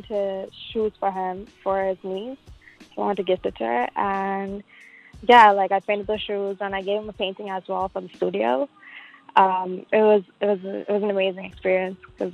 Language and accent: English; Sri Lanka; also born or lived in Scarborough, Toronto, Canada; now in Canada; I was born and raised in Sri Lanka, and I just came to Canada in 2009.